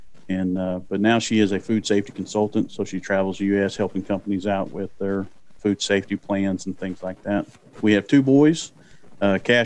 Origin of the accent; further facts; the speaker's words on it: Durant, Oklahoma, United States; I grew up in Durant, and you can tell because I do say Durant, not Durant.